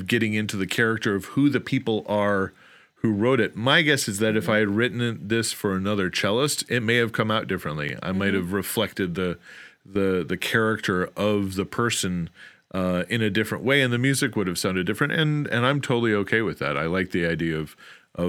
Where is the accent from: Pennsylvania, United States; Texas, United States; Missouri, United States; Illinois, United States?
Illinois, United States; outside of Chicago; I grew up outside of Chicago